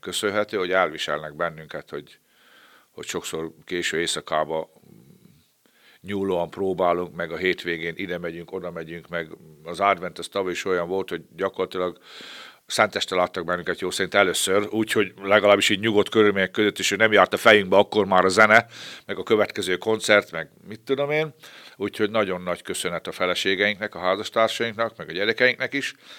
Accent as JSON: {"language": "Hungarian", "town": "Babót", "region": "Győr-Moson-Sopron", "country": "Hungary", "tie": "born or raised there", "also_born_or_lived": "Petőháza", "said": "én ebben a kis falucskában, egy Győrsopra megyék kis falucskában, ott a Rába közben, gyerekeskedtem, négy éves koromban kerültem oda"}